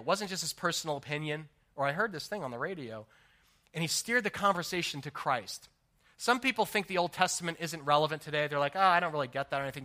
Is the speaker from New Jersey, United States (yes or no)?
yes; New Jersey, United States; I grew up in New Jersey